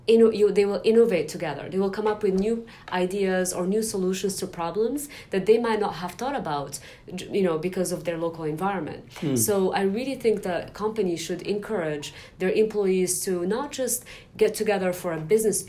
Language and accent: English; Morocco; now in San Francisco, United States; when I was growing up in Morocco